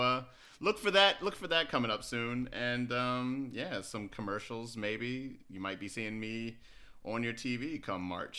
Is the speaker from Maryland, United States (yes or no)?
yes; Baltimore, Maryland, United States; I'm from Baltimore